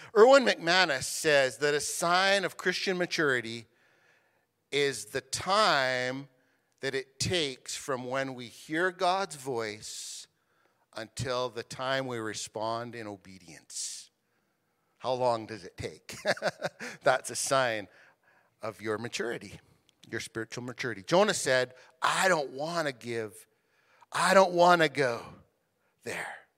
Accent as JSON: {"language": "English", "country": "Canada", "said": "as Canadian citizens"}